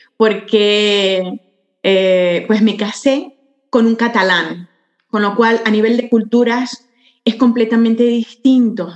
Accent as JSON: {"language": "Spanish", "country": "Venezuela", "tie": "born or raised there", "moved": "as an adult", "lives_now": "Barcelona, Spain", "said": "soy venezolana catalana"}